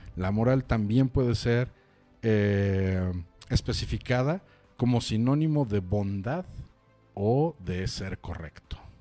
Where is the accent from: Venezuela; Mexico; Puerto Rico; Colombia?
Mexico; Chilango, Mexico City; siendo chilangos